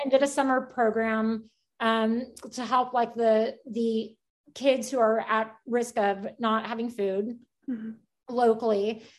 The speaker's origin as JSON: {"language": "English", "town": "Houston", "region": "Texas", "country": "United States", "tie": "born or raised there", "lives_now": "Kendall County, United States", "said": "I'm originally from Houston."}